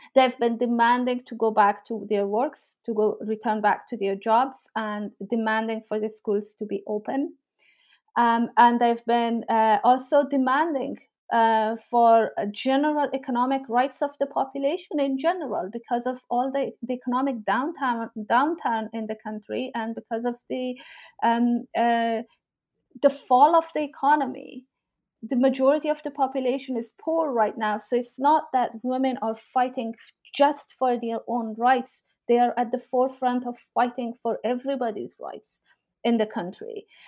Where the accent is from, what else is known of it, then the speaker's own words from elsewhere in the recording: Herat, Afghanistan; also born or lived in Kabul / Pakistan / Toronto, Canada / Oxford, England; now in Exeter, United Kingdom; I am from Afghanistan. I grew up in Herat, uh, a city in northwestern parts of the country, and I've lived most of my life uh, in Herat and Kabul.